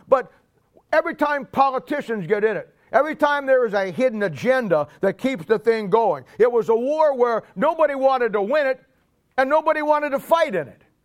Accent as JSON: {"language": "English", "country": "United States", "said": "we as American Christians"}